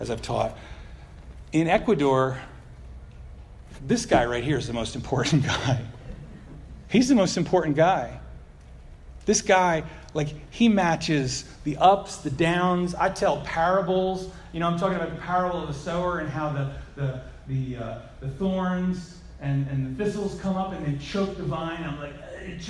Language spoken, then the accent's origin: English; United States; I'm an American